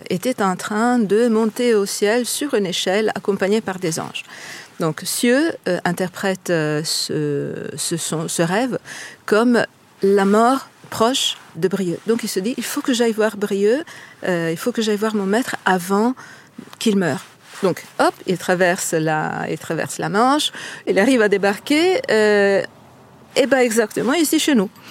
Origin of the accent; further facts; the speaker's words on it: Italy; accent: Italian; French is a second language; moved away as an adult; now in Lancieux, France; Comme on l'entend par mon accent, je ne suis pas bretonne, je ne suis pas française, je suis italienne. Je suis arrivée ici en 2012 avec mon mari euh, par hasard.